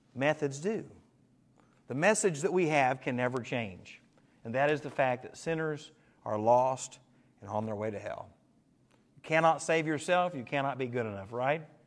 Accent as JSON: {"language": "English", "town": "Dahlgren", "country": "United States", "tie": "born or raised there", "said": "I grew up in Dahlgren"}